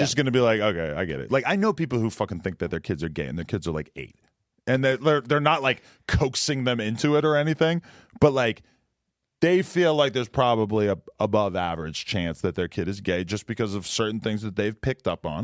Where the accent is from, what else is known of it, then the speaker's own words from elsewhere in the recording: Boston, Massachusetts, United States; I'm from the Boston area.